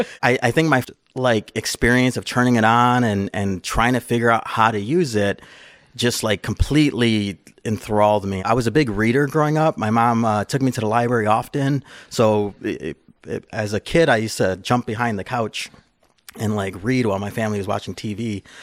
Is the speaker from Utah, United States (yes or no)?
no; Chicago, Illinois, United States; I grew up in, uh, Chicago. I lived on the east side of Chicago